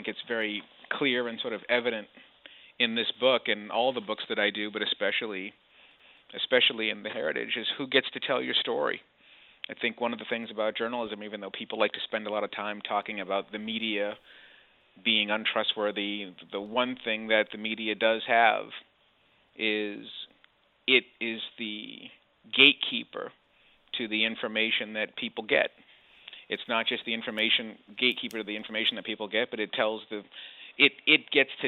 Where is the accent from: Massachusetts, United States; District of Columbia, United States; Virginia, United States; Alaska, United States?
Massachusetts, United States; Boston; moved away as an adult; also born or lived in Philadelphia; I was born and raised in Boston, Massachusetts.